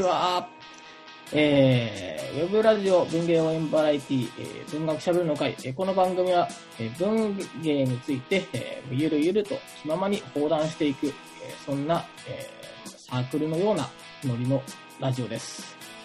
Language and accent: Japanese; Chiba, Japan; 千葉が地元なんですよ、千葉市千葉市が地元なので